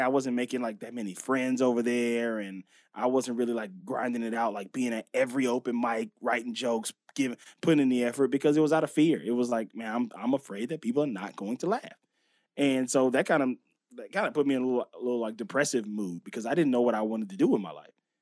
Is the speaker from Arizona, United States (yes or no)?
no; Los Angeles, California, United States; also born or lived in Inglewood; I always say West L A because I s, spent so much time in that area. So the, the Venice, La Cienega, Pico area in, in that, you know, right before you get to Culver City, which is just known as West Los Angeles. I grew up right there